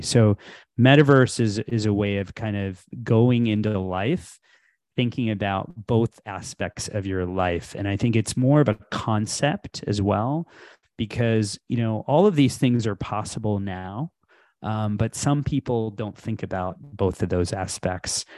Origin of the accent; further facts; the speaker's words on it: Houston, Texas, United States; moved away as an adult; also born or lived in India / Illinois; I was born in India, I grew up in Texas, so, um, from Houston